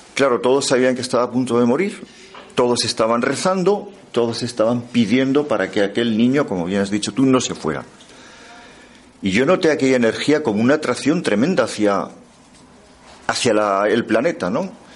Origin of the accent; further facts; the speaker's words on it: the Pyrenees, Aragon, Spain; soy del Pirineo